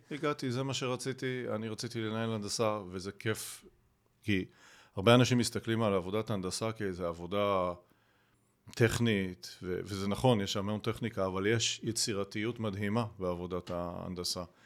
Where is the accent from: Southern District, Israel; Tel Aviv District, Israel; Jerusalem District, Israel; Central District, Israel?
Central District, Israel; Rehovot; גדלתי ברחובות